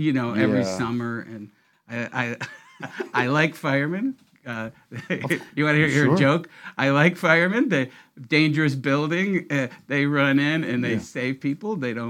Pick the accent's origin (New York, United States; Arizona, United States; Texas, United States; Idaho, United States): New York, United States; Syracuse; moved away as an adult; also born or lived in Downers Grove, Illinois; now in Downers Grove area, Illinois, United States; We're from Syracuse, but I do live not far from Downers Grove.